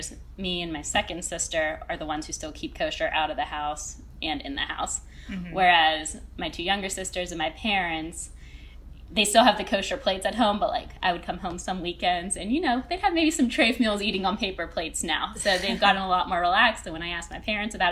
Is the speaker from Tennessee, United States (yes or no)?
no; Pittsburgh, Pennsylvania, United States; now in Cleveland, United States; growing up in Pittsburgh